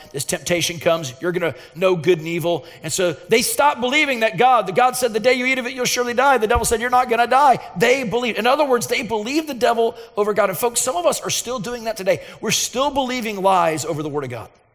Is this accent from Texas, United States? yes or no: yes; Dallas, Texas, United States; i was from Dallas, where uh, you drive every 10 feet, there would be another medical facility